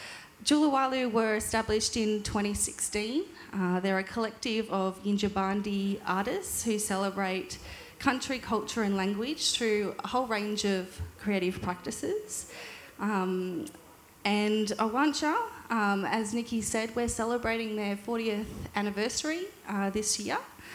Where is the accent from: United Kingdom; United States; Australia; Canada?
Australia; Tweed Heads, New South Wales; also born or lived in Launceston, Tasmania; now in Melbourne, Australia; I'm a Palawal woman born in Lutchwitcher, Trawerna, though I grew up on Bundjalung country in Minjibul Tweed Heads, and I now live in Naam in Melbourne.